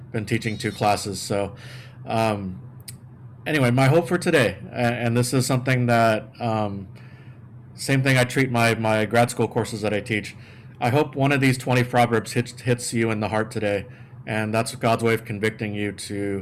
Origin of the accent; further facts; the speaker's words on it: San Antonio, Texas, United States; moved away; I grew up in San Antonio, Texas